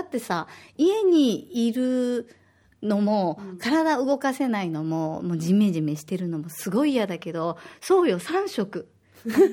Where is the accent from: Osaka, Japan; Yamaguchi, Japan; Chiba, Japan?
Osaka, Japan; now in Okinawa, Japan; 私は大阪出身で